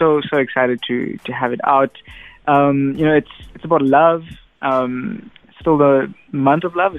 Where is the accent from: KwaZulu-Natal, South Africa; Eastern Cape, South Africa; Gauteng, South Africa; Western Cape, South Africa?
KwaZulu-Natal, South Africa; Durban; now in Johannesburg, South Africa; So we're both from Durban, but living in Johannesburg now.